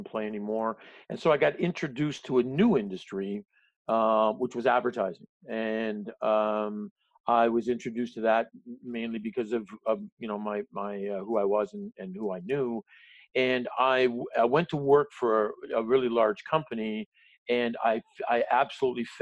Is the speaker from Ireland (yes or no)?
no; Canada; as a Canadian